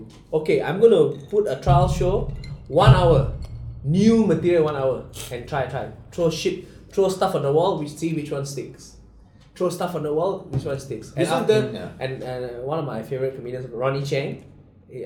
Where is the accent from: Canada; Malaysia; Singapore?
Malaysia; we're Malaysian